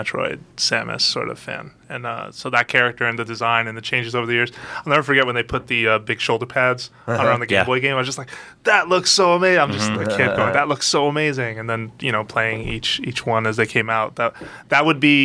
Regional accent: New York City, New York, United States; this was New York City. Like, I grew up in the Bronx

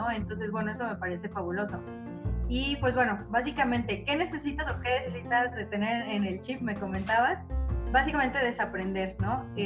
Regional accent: Saltillo, Coahuila, Mexico; born there; now in Toluca, Mexico; Yo nací en Saltillo, pero pues hace mucho tiempo vivo acá en Toluca, entonces bueno, ya por eso ni acento tengo ni nada.

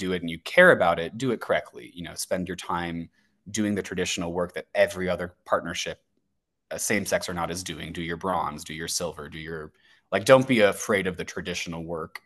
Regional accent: St. Louis, Missouri, United States; It's my hometown. It's where I was raised

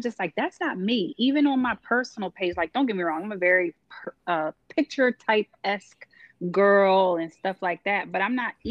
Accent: New York, United States; I'm from New York

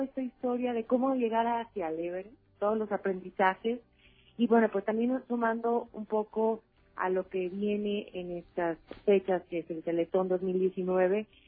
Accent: Aguascalientes, Mexico; en mi tierra

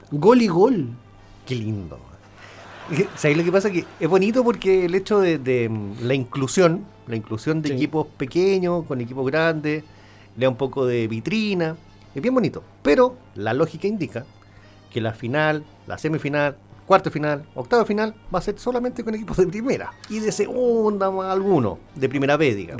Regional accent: Chile; somos un país, somos todos chilenos

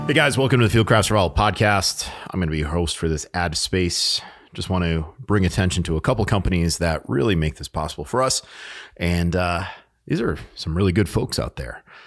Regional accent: New England, United States; moved away; I was born in New England, and I spent a lot of time up in New Hampshire

